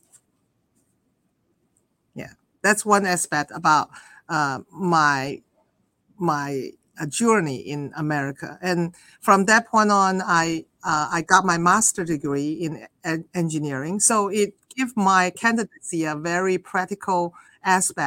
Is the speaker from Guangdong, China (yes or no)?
yes; Guangzhou, Guangdong, China; moved away as an adult; also born or lived in Illinois, United States; now in New York City, United States; I was born in China and I grew up in southern China, the city Guangzhou or Canton